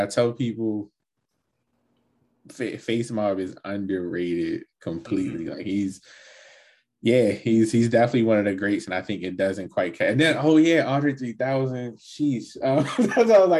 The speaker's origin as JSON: {"language": "English", "town": "Baltimore", "region": "Maryland", "country": "United States", "tie": "born or raised there", "said": "I grew up in Baltimore."}